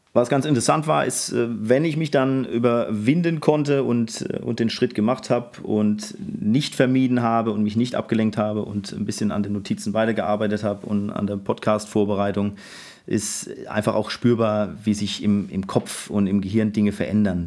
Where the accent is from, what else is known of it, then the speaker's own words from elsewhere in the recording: Mannheim, Baden-Württemberg, Germany; ich bin 79er Jahrgang und gebürtiger Mannheimer